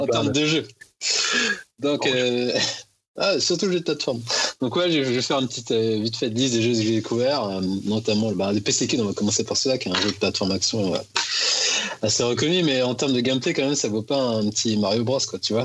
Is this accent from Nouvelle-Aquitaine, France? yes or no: no; Paris, Île-de-France, France; je suis parisien de base